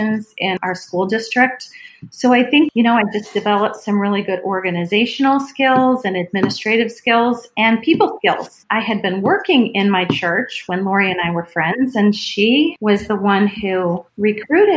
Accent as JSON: {"language": "English", "town": "Cleveland", "region": "Ohio", "country": "United States", "tie": "born or raised there", "said": "I was born and raised in Cleveland"}